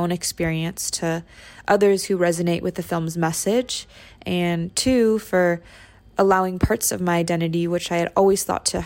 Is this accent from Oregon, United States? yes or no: no; Bay Area, California, United States; I grew up in the Bay Area in a multi-generational home with my Lola